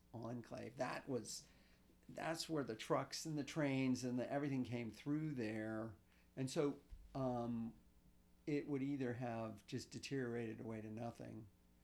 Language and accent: English; Pittsburgh, Pennsylvania, United States; I'm a true outcrop of growing up in the East End, in Morningside, and going to Peabody High School